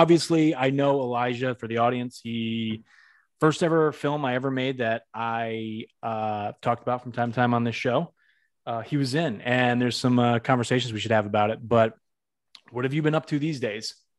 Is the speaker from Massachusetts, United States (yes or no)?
yes; Massachusetts, United States; moved away; I'm from Massachusetts myself, we're both from Massachusetts